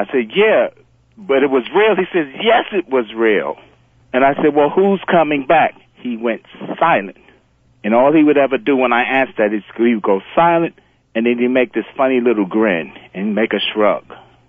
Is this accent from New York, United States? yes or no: yes; The Bronx, New York, United States; I'm originally from the Bronx.